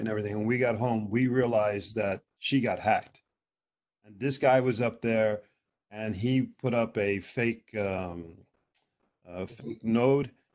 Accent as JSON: {"language": "English", "country": "United States", "moved": "yes", "lives_now": "Norway", "said": "I'm American"}